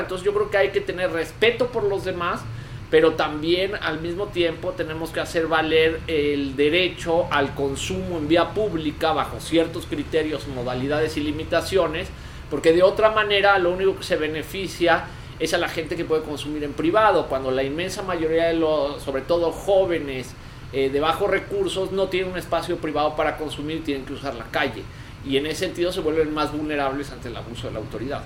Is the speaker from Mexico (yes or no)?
yes; Mexico; como mexicanos